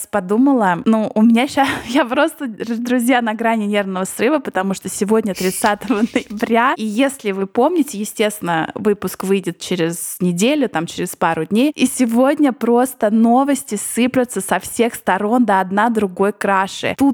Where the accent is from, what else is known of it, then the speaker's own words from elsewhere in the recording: United States; да я американка